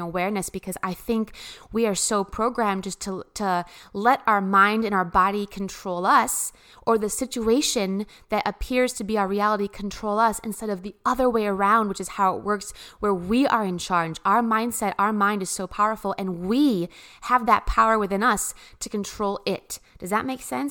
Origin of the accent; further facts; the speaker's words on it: Midwest, United States; I come from the Midwest